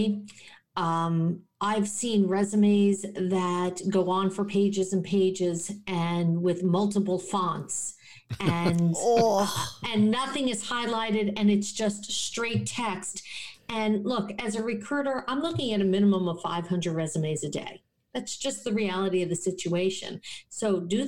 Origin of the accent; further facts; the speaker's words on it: New Jersey in the New York City area, United States; also born or lived in Rochester, New York / Syracuse, New York; now in South Florida, United States; I am from New Jersey in the New York City area